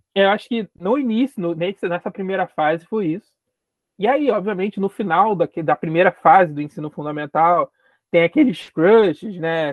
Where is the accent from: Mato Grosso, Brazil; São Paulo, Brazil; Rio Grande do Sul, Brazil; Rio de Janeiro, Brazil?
Rio de Janeiro, Brazil; eu sou periférico da cidade do Rio de Janeiro, então sou carioca, carioca de nascença, moro na periferia do Rio de Janeiro